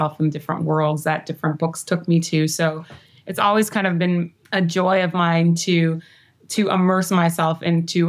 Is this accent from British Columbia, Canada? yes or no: yes; Victoria, British Columbia, Canada; moved away; I grew up on Vancouver Island, which is a little island outside of Vancouver proper, in a town called Victoria, which is the capital of British Columbia, where I'm from